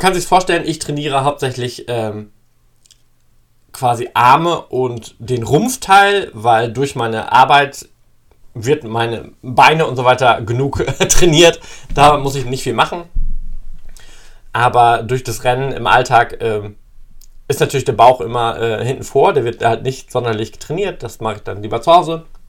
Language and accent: German; East Frisia, Lower Saxony, Germany; Ich bin ein gebürtiger Friese